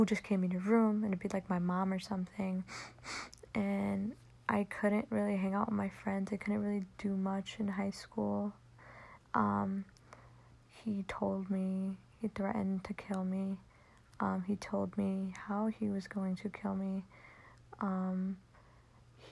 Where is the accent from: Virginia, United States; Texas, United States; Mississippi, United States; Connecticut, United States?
Connecticut, United States; I'm from Connecticut